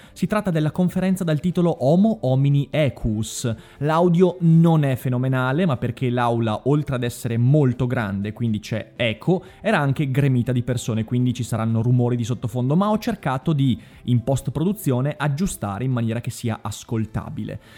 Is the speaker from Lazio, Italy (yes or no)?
no; Vicenza, Veneto, Italy; Sono vicentino